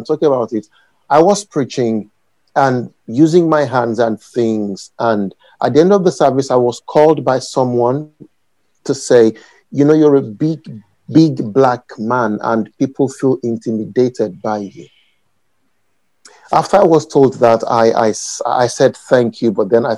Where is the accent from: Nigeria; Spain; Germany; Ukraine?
Nigeria; moved away as an adult; now in United Kingdom; I grew up in Nigeria